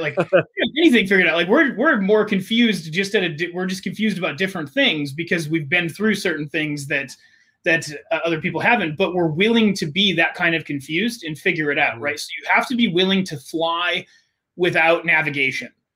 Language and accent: English; United States; I grew up with in America